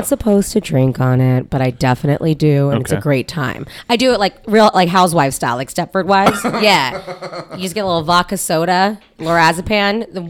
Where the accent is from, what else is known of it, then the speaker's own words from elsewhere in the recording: United States; I hate us Americans when we're in other countries.